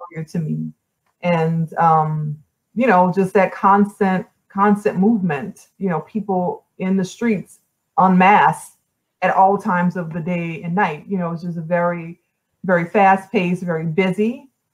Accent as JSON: {"language": "English", "town": "New Orleans", "region": "Louisiana", "country": "United States", "tie": "born or raised there", "also_born_or_lived": "New York", "moved": "as an adult", "said": "I was born and raised in New Orleans, but in a lot of ways, I grew up in New York."}